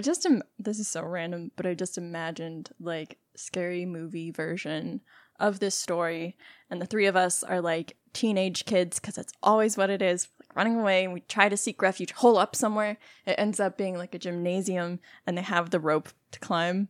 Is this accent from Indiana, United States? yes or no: no; Texas, United States; we're both from Texas